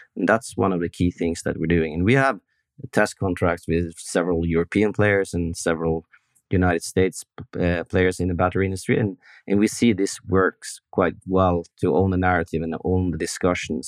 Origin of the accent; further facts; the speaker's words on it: Norway; We, Norwegian guys